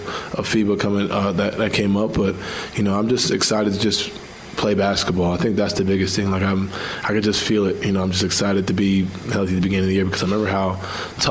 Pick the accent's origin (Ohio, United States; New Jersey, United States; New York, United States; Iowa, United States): New York, United States; moved away